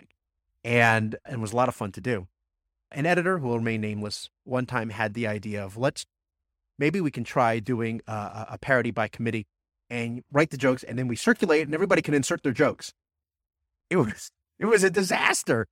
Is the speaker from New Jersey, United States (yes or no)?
yes; New Jersey, United States; growing up in Jersey